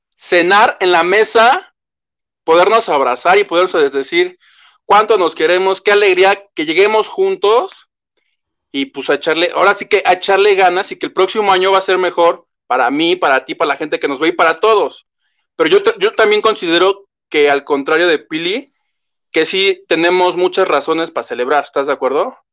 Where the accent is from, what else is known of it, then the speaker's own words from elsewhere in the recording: Mexico; como buen mexicano, y le digo que yo soy de esos